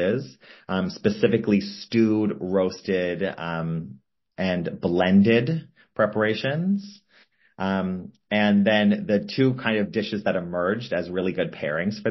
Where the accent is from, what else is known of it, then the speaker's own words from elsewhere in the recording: Toronto, Ontario, Canada; I grew up in Toronto, Canada, which has a really big Asian population